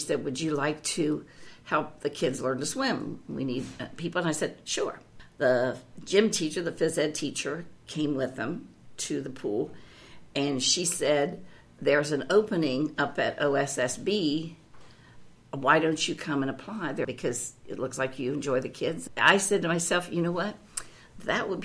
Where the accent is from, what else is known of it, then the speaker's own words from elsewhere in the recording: Columbus, Ohio, United States; I actually grew up in Columbus, Ohio, and I grew up right here in Clintonville